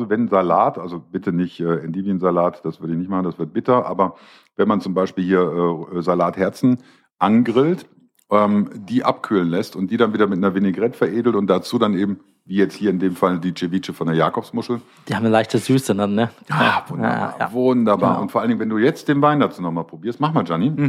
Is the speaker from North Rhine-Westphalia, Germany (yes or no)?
yes; Essen, North Rhine-Westphalia, Germany; ich komme aus Essen und schick Essen. Ja, wir Essener, hey, komm.